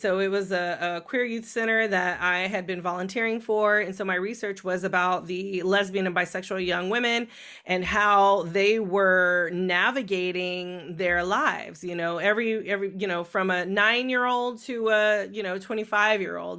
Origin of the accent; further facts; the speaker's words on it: California, United States; growing up um, in California